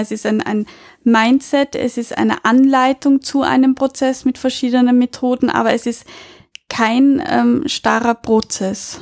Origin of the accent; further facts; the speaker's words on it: Austria; bei uns in Österreich